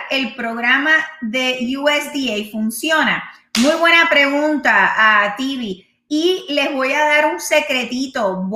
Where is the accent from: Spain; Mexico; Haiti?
Haiti; now in Dominican Republic; yo soy de Haití, pero, ok, en la República, pero estoy en la República Dominicana haciendo todo tipo de trabajo